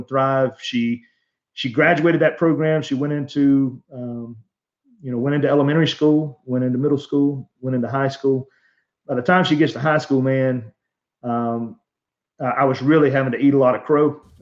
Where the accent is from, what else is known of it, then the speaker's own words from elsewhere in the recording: Alabama, United States; we're from Alabama.